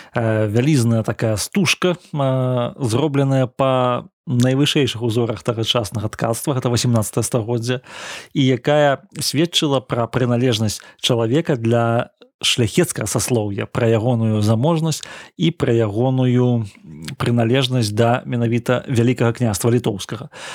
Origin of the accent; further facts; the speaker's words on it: Belarus; Мы, беларусы